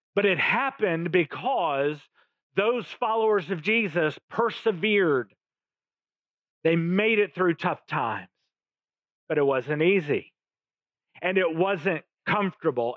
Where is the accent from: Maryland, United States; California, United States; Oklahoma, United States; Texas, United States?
Oklahoma, United States; My family, I come from Oklahoma both sides of my family